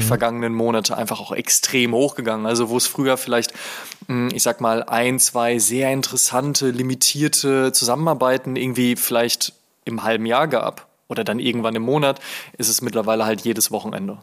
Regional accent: Oelde, North Rhine-Westphalia, Germany; Ich komme aus einer Kleinstadt namens Oelde

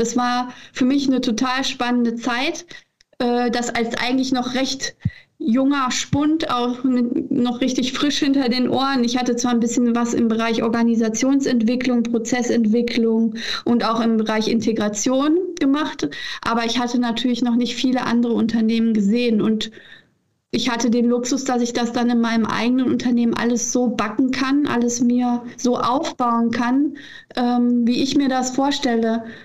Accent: Leverkusen, North Rhine-Westphalia, Germany; also born or lived in Australia; Ich bin in Leverkusen geboren, aufgewachsen

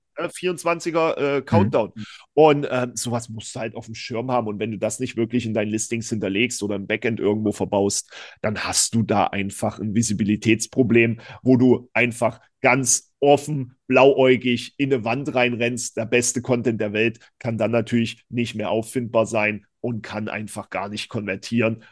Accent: East Germany, Germany; ich bin ja selber Ossi

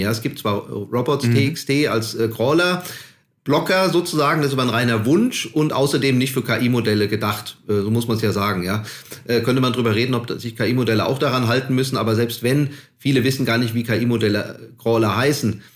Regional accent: Hesse, Germany; ich komme ja aus Hessen

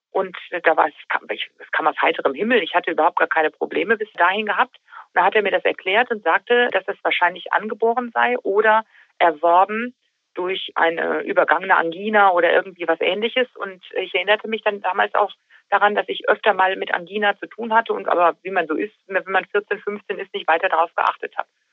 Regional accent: Taunus, Hesse, Germany; Richtig, das ist meine Heimat. Hier lebe ich seit über 40 Jahren.

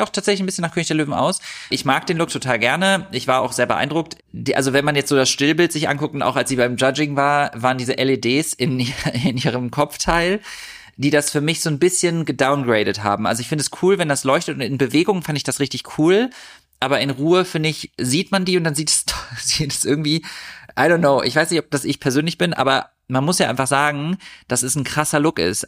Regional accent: Düsseldorf, North Rhine-Westphalia, Germany; Düsseldorf ist meine Heimatstadt. Ich bin in Düsseldorf geboren und aufgewachsen

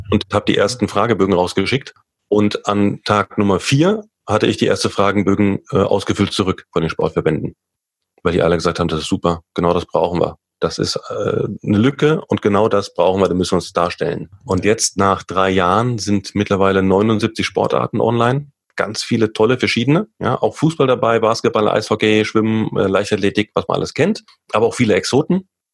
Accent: Limburg an der Lahn, Hesse, Germany; now in Munich, Germany; Ich komme ja ursprünglich aus Limburg, Limburg an der Lahn

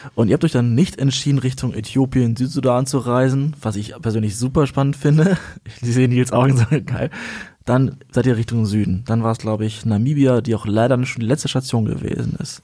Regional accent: Kazakhstan; moved away; wurde geboren in Kasachstan

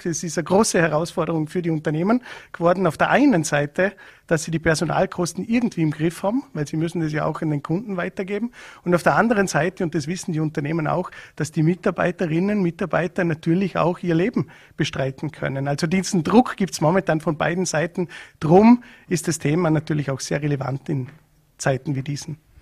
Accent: Vorarlberg, Austria; bei uns in Vorarlberg

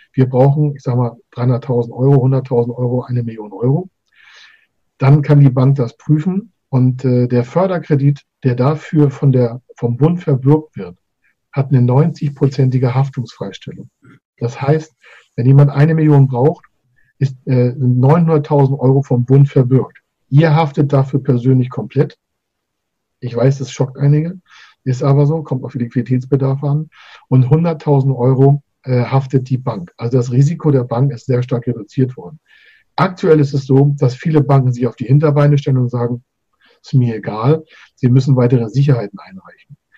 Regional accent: Schleswig-Holstein, Germany; mein Geburtsland äh, Schleswig-Holstein

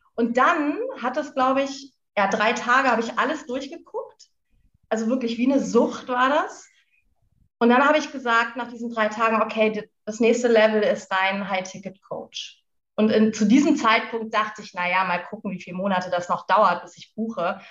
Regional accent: Lüneburg Heath, Lower Saxony, Germany; moved away as an adult; wohne in der schönen Lüneburger Heide, nachdem ich ein ziemlich aufregendes Leben geführt habe. Eigentlich immer unterwegs war, habe ich irgendwann gedacht, okay, jetzt muss ich was verändern. Bin in die Heide gezogen, meine alte Heimat

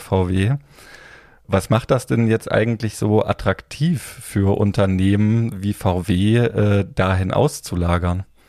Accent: area around Kassel, Hesse, Germany; ich komme äh, aus dem Umland von Kassel

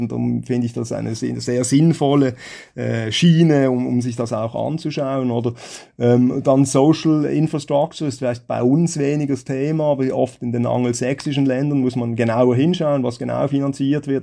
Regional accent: Switzerland; bei uns in der Schweiz

